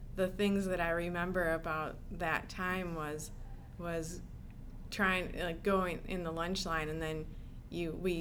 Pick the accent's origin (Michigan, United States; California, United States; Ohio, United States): Michigan, United States; moved away; also born or lived in Tennessee; I grew up mostly in Michigan.